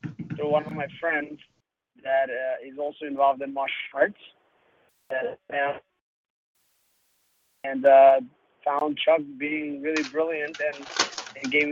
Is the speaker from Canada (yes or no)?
no; Uzbekistan; now in United States; I'm from Uzbekistan, and I came to the United States, kind of fled from Uzbekistan due to racial reasons